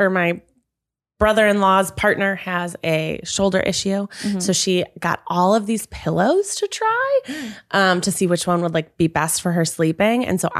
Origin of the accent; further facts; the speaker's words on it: Midwest, United States; I'm from the Midwest.